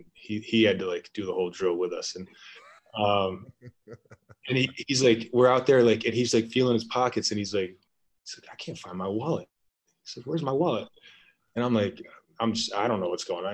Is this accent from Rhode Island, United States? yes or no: yes; South Kingstown, Rhode Island, United States; moved away as an adult; also born or lived in Lyon, France / Italy / Gainesville / Chicago; now in Japan; I'm from South Kingston, Rhode Island.